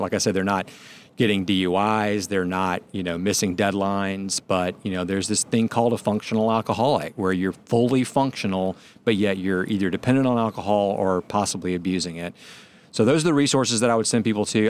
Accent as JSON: {"language": "English", "town": "Atlanta", "region": "Georgia", "country": "United States", "said": "since I'm from Atlanta"}